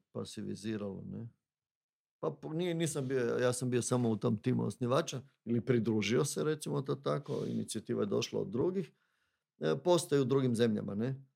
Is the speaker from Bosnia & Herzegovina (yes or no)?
no; Zagorje, Varaždin County, Croatia; Bednjanci, to su moji, ja sam Zagorac